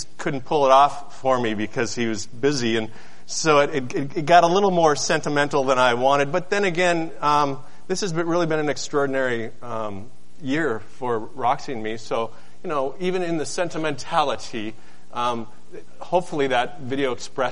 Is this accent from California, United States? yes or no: no; Seattle, Washington, United States; moved away; I'm from Seattle